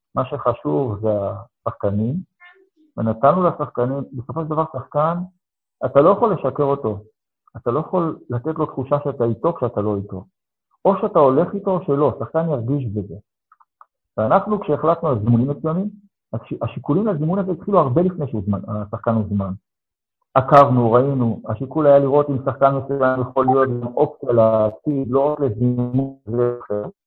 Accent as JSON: {"language": "Hebrew", "town": "Ashdod", "region": "Southern District", "country": "Israel", "tie": "born or raised there", "said": "אני גדלתי בתור ילד בפריפריה שנקראתה אשדוד"}